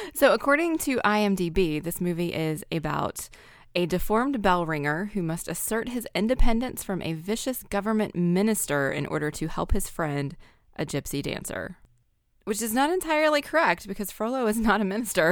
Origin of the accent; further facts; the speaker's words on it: American South, United States; I am from the American South